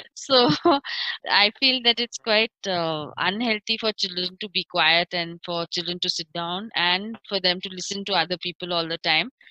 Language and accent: English; Pune, Maharashtra, India; I grew up in Salisbury Park